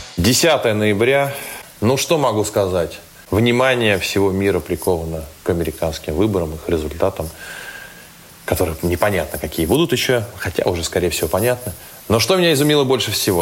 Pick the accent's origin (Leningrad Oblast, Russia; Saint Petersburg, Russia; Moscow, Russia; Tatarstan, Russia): Saint Petersburg, Russia; мой родной город